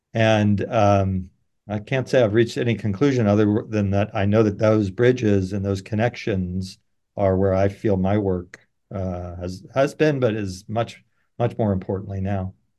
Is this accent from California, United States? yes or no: yes; San Francisco, California, United States; I grew up in San Francisco